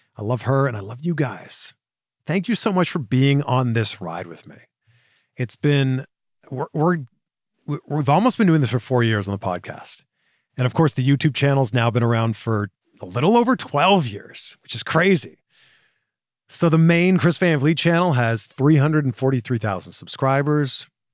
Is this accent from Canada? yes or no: yes; Pickering, Ontario, Canada; moved away as an adult; also born or lived in Waterloo, Ontario / Toronto / Vancouver / Cleveland; now in Orange County, United States; I'm from Pickering, Ontario, Canada.